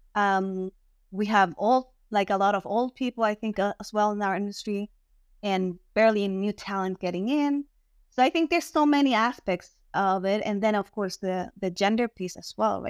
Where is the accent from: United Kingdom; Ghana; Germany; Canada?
Germany; first language German; English is a second language; moved away; I was raised in Germany as well. So I speak German first and then Spanish